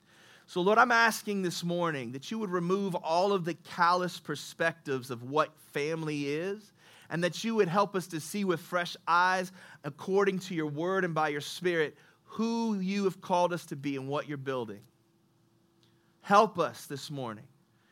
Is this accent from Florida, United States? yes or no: no; Indianapolis, Indiana, United States; Yeah, I'm from Nap.